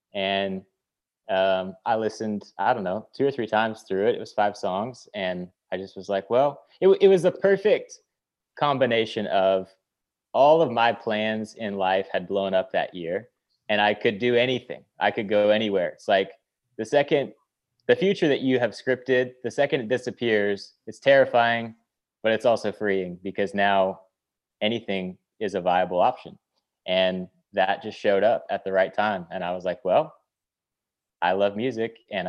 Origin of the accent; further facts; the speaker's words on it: Tacoma, Washington, United States; South of Seattle, Tacoma, Washington.